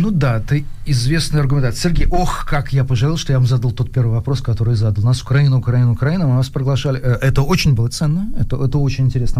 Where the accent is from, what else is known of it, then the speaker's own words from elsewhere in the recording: Ivanovo, Ivanovo Oblast, Russia; я человек прямой, ивановский, никакой не петербургский